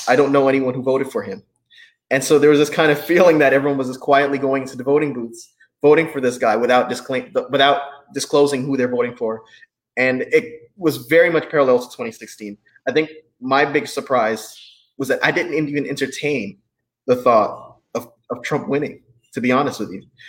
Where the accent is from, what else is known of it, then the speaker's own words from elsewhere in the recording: North Carolina, United States; North Carolina, my home state